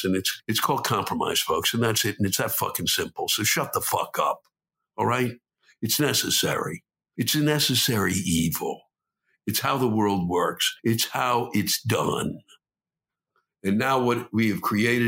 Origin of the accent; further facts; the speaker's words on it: Washington, District of Columbia, United States; I was born and raised in Washington.